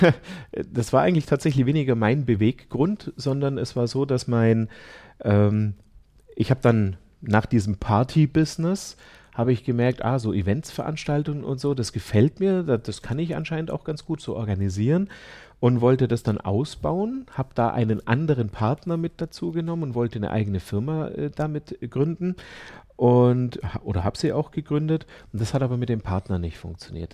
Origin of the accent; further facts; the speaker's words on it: Ulm, Baden-Württemberg, Germany; now in Landshut, Germany; Ich bin in Ulm geboren